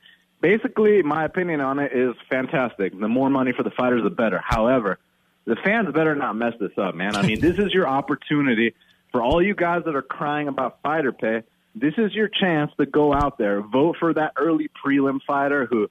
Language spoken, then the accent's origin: English; Atlanta, Georgia, United States; I'm from Atlanta, born and raised